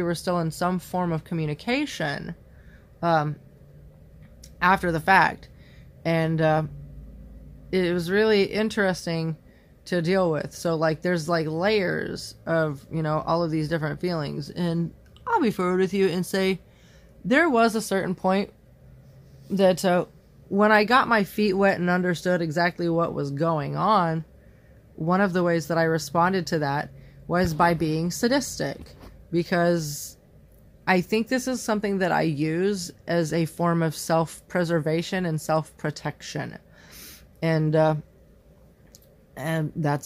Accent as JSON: {"language": "English", "region": "Indiana", "country": "United States", "moved": "yes", "said": "the same town that I lived in before I left Indiana"}